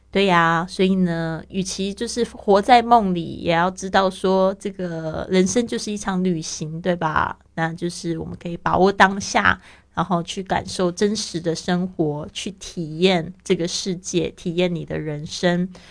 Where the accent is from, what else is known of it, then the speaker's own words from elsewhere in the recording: Taipei, Taiwan; now in Barcelona, Spain; 我的老家，那台北也是非常喜欢下雨的一个地方